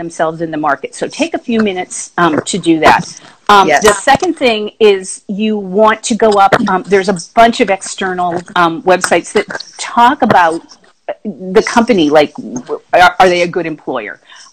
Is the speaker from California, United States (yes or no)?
no; Boston, Massachusetts, United States; moved away; I am from Boston originally